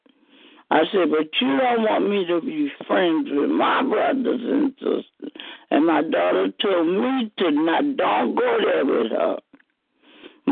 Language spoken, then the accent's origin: English; New Orleans, Louisiana, United States; moved away as an adult; now in Kilmichael, United States; I'm from New Orleans. I winded up in Kilmichael after Katrina